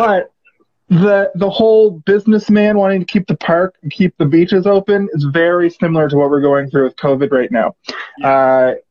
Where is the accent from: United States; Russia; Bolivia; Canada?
Canada; Halifax, Nova Scotia; moved away as an adult; now in Toronto, Canada; hey, hey, Halifax